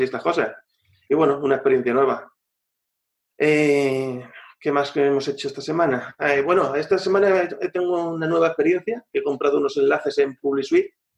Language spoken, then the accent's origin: Spanish; Madrid, Community of Madrid, Spain; now in La Manga del Mar Menor, Spain; yo, soy madrileño, ¿eh? Yo soy madrileño